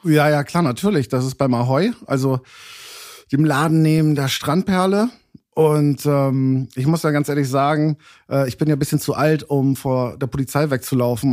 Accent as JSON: {"language": "German", "region": "Hamburg", "country": "Germany", "tie": "born or raised there", "also_born_or_lived": "London", "moved": "as an adult", "said": "gebürtiger Hamburger, also hier geboren, Hamburg-Altona."}